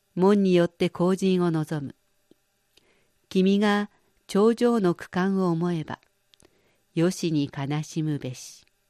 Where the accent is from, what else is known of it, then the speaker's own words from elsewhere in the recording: Shizuoka, Japan; moved away as an adult; now in Beijing, China; 静岡県で生まれ育った私にとって